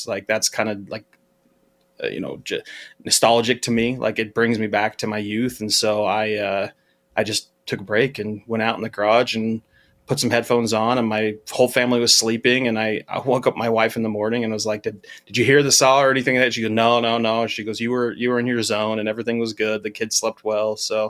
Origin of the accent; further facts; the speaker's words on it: Utah, United States; So I grew up in Utah, and there's a radio station that's called they have a morning show that's called Radio from Hell